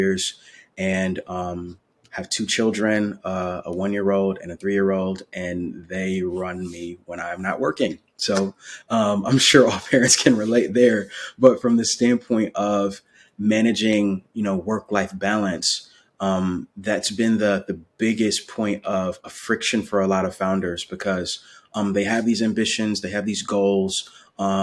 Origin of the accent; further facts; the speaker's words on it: Milwaukee, Wisconsin, United States; now in Raleigh, United States; growing up in Milwaukee, Wisconsin, I'm currently based in Raleigh, North Carolina